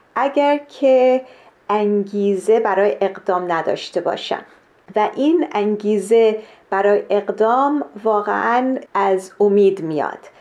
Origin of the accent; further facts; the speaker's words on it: Kenya; من در کشور کنیا در شرق آفریقا به دنیا آمدم